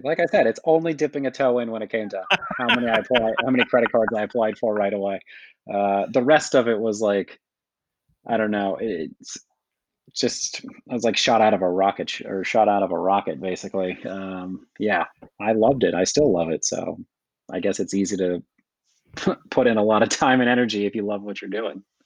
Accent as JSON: {"language": "English", "region": "Kentucky", "country": "United States", "said": "I'm from Kentucky"}